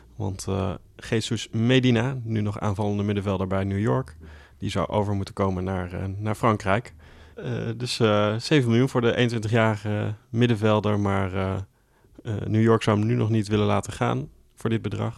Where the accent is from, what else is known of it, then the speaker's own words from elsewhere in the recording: Millingen aan de Rijn, Gelderland, Netherlands; in Millingen hadden we natuurlijk wel de clubs uit de, bij ons uit de polder